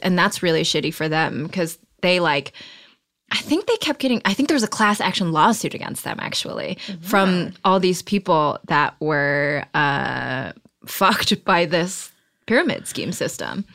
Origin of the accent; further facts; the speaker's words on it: Detroit, Michigan, United States; I grew up around Detroit